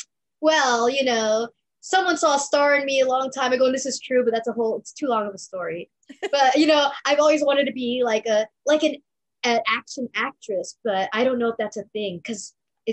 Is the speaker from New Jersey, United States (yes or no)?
no; Los Angeles, California, United States; I grew up in Los Angeles, born and raised